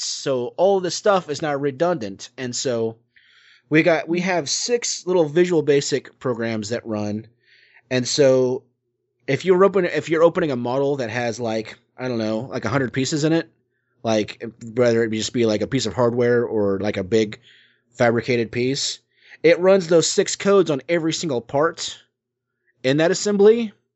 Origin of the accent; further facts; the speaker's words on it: Oklahoma, United States; my hometown in Oklahoma